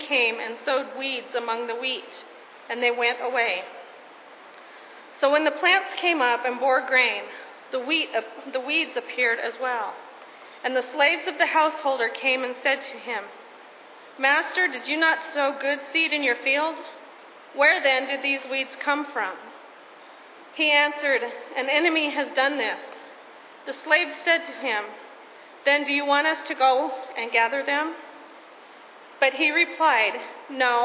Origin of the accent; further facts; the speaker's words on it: Colorado, United States; When I was growing up in Colorado, our family had a garden nearly every year.